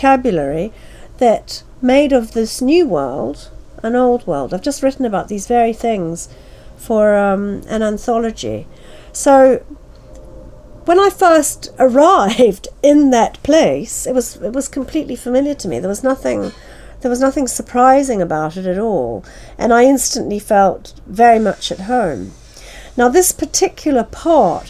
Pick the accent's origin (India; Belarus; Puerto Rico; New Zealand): New Zealand; moved away; I was born and brought up in New Zealand. My father's family are from that part of the world